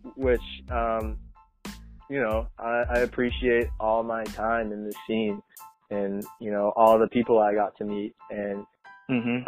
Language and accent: English; Boston, Massachusetts, United States; also born or lived in Paris, France; I moved to the United States when I was just around two years old, and I grew up in Massachusetts, uh, south side of Boston